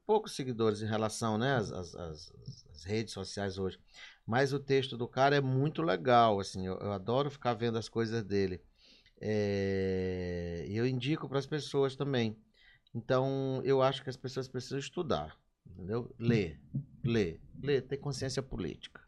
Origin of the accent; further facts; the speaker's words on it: Maranhão, Brazil; eu sou muito apaixonado pelo Maranhão